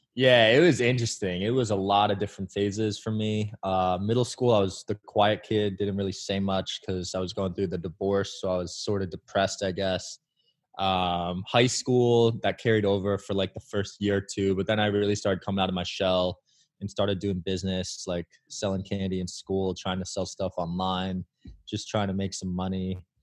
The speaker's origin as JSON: {"language": "English", "town": "Bridgewater", "region": "New Jersey", "country": "United States", "tie": "born or raised there", "said": "I grew up in a town called Bridgewater, New, New Jersey"}